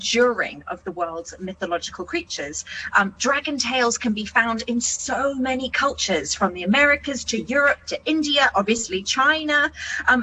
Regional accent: New Zealand; as a New Zealander

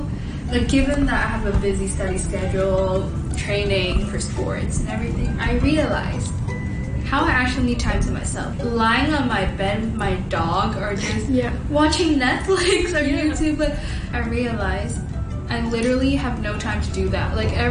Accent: Hong Kong; upbringing of growing up in Hong Kong.

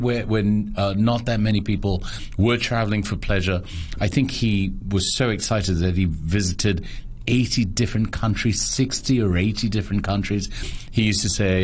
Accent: Hong Kong; We moved in December 1970. And the only reason I know that is because I was born in January 1971. So I was the first child to move in there

